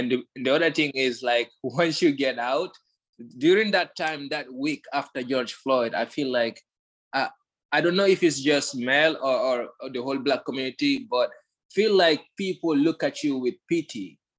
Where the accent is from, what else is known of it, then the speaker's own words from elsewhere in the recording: Guinea; one thing, growing up in Guinea, I grew up with a sense of pride and stuff.